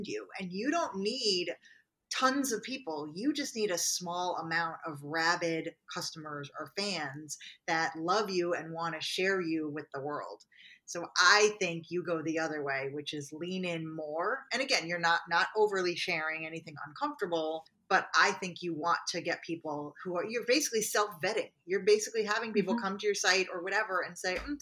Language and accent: English; New York, United States; we're both from New York